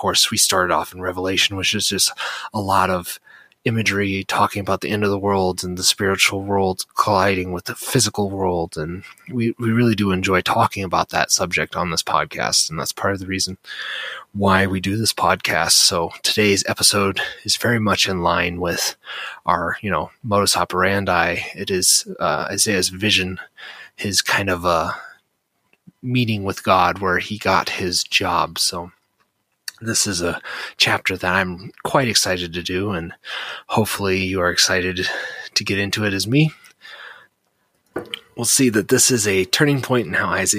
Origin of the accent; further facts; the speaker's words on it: United States; I'm born and raised in America